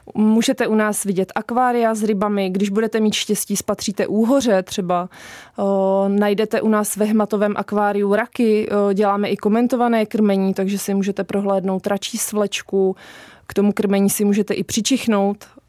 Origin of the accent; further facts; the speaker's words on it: Liberec, Liberec Region, Czechia; now in Zruč nad Sázavou, Czech Republic; Tak já pocházím z Liberce